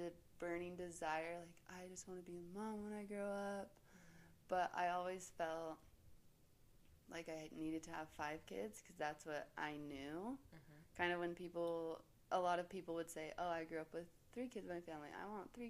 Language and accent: English; Holladay, Utah, United States; also born or lived in Brighton, Utah; I'm born and raised in Holiday, Utah. I went to Olympus. Me and my husband bought a cabin up at Brighton a few years ago, and that's where we live now.